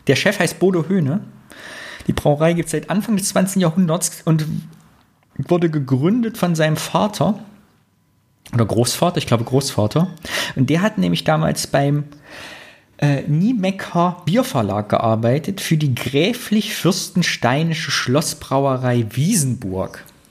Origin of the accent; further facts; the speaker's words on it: Greußen, Thuringia, Germany; bei Greußen, da wo ich herkomme